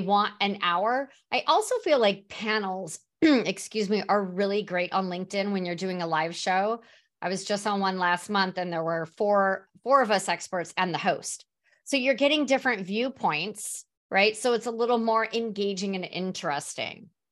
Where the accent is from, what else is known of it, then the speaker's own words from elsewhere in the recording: San Diego, California, United States; also born or lived in Mission Valley, San Diego / Serra Mesa, San Diego; now in Phoenix, United States; I'm originally from San Diego